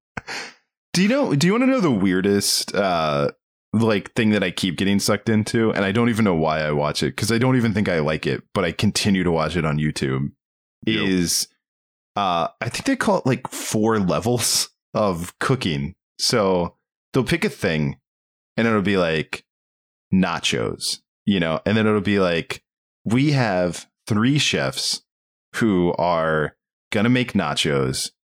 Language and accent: English; Maryland, United States; I can't do that accent, and I grew up in Maryland